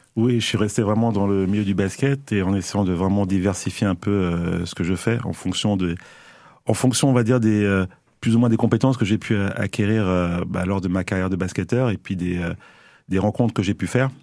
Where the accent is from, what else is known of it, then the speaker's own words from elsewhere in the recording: Paris, Île-de-France, France; also born or lived in Mali / Limoges; now in Nancy, France; je suis pas Limougeau euh, mmh. d'origine. Hein. je suis euh, à la base, je suis parisien et encore plus à la base euh, malien.